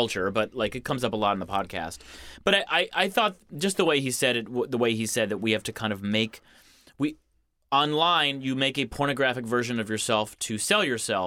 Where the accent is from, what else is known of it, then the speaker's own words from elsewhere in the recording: Ann Arbor, Michigan, United States; moved away as an adult; now in New York, United States; the gay dance club in my hometown, Necto